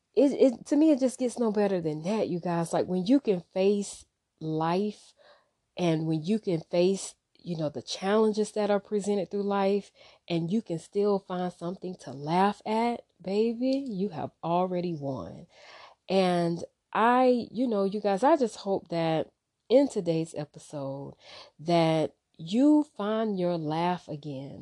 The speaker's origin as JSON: {"language": "English", "town": "Wilmington", "country": "United States", "tie": "born or raised there", "said": "I grew up in Wilmington"}